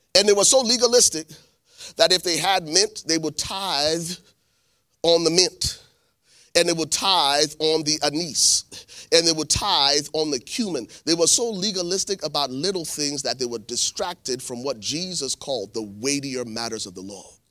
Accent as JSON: {"language": "English", "country": "Liberia", "moved": "yes", "lives_now": "United States", "said": "I'm from Liberia. I've lived here in the States for twenty, twenty, ninety-three, twenty-six years"}